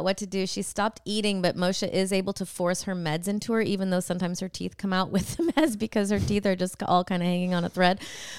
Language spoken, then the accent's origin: English; Illinois, United States; I grew up in Illinois.